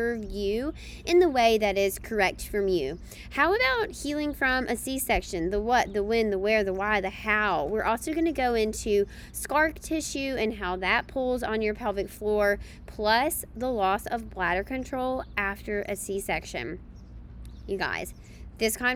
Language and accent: English; Mississippi, United States; also born or lived in Alabama; now in Boston, United States; I'm originally from down south Mississippi area